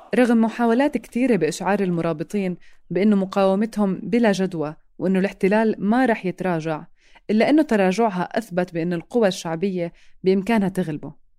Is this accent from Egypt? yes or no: no; Palestine; لنا كفلسطينيين